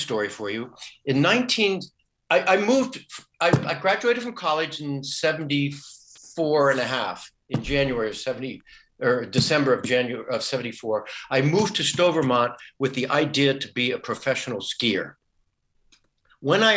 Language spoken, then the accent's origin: English; United States; now in Germany; I am American. I just happen to be in Germany now.